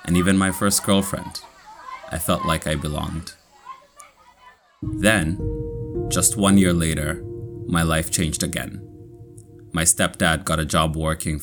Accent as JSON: {"language": "English", "country": "Kenya", "also_born_or_lived": "New Rochelle, United States", "accent": "Kenyan", "moved": "yes", "lives_now": "United States", "said": "my Kenyan accent"}